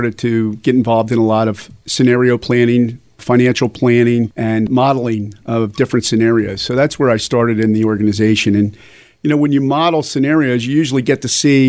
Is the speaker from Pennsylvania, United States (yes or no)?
yes; Upper Southampton, Pennsylvania, United States; I grew up in Upper Southampton, which is in Bucks County